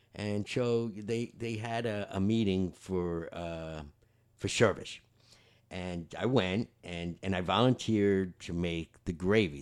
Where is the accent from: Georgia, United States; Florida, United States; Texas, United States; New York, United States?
New York, United States; the guys I grew up with in New York